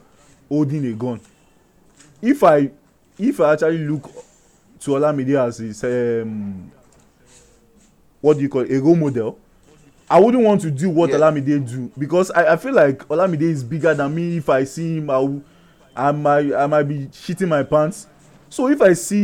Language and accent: English; Nigeria; Like us being Nigerians, like we just feel like, okay, I'm a Nigerian.